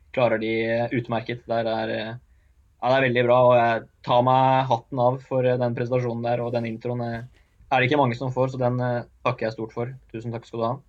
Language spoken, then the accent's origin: Norwegian; Oslo, Norway; jeg er jo født og oppvokst på Oppsal og med gutta mine.